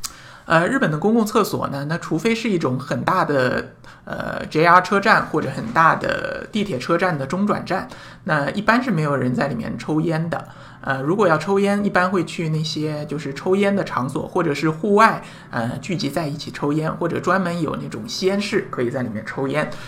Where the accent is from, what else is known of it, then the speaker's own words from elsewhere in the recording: China; 这这个就可能我们中国人或者说我们大陆人可能不大好理解这样的一种思维模式